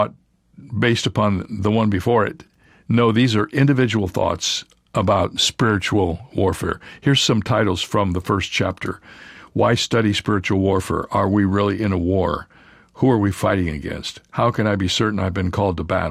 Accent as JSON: {"language": "English", "area": "Indiana and Ohio", "region": "Midwest", "country": "United States", "tie": "born or raised there", "said": "I grew up in Indiana and Ohio"}